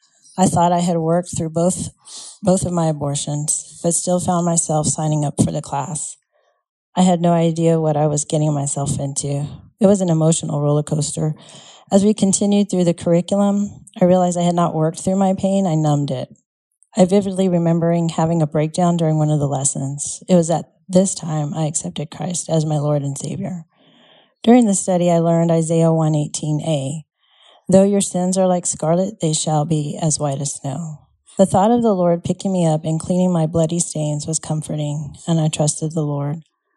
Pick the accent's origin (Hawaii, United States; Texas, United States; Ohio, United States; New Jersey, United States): Texas, United States; El Paso; For the most part, I grew up in El Paso. This is where my dad was stationed for the last time as he retired from the Army.